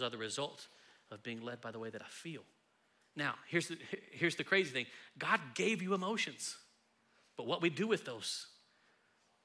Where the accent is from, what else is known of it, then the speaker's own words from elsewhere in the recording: Texas, United States; we're from Texas